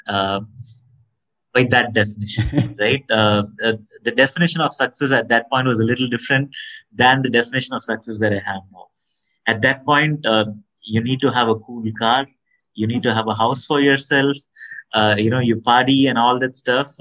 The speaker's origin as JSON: {"language": "English", "town": "Tiruchirappalli", "region": "Tamil Nadu", "country": "India", "tie": "born or raised there", "said": "born and brought up in Trichy, a town in South India"}